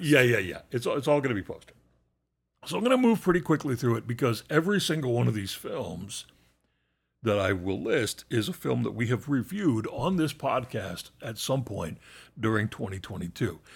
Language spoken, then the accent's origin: English; United States; an American